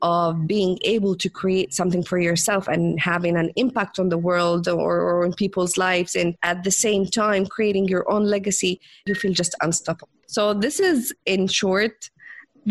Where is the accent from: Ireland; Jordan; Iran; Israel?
Jordan; I'm from the Middle East, from Jordan, and I grew up as a rebellionist